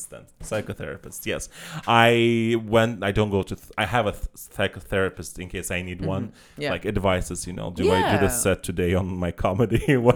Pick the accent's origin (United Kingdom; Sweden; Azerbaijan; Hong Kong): Azerbaijan; now in Berlin, Germany; I come from Azerbaijan, okay? Our whole culture is surrounds around meat